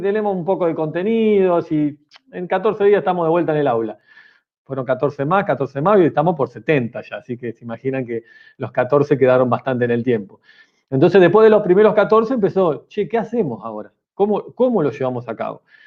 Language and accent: Spanish; Argentina; yo soy de Argentina, pero el Mar del Plata, la ciudad donde, vivo